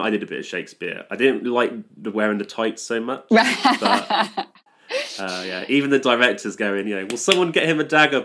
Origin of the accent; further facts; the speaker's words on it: Stratford-upon-Avon, West Midlands, United Kingdom; I'm from Stratford-upon-Avon, so obviously we have the RSC